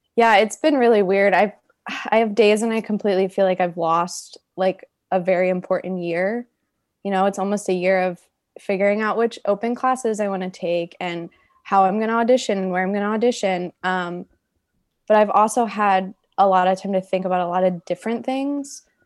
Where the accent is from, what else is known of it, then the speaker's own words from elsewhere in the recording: Pennsylvania, United States; moved away; my hometown in Pennsylvania